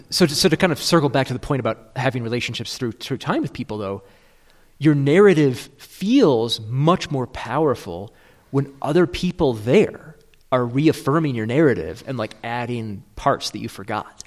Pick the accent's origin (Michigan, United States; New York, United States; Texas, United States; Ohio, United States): Michigan, United States; I'm from Michigan